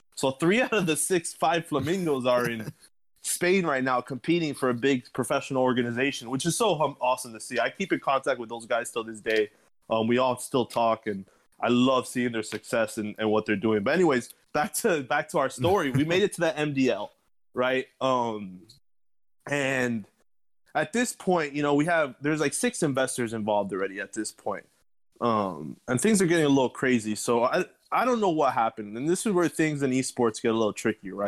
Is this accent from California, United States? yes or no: no; Miami, Florida, United States; born and raised in Miami, Florida as well